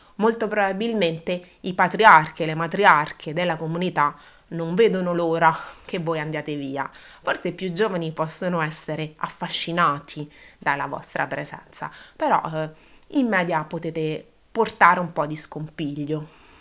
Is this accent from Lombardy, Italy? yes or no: no; Abruzzo, Italy; io da questo mondo provengo, io sono abruzzese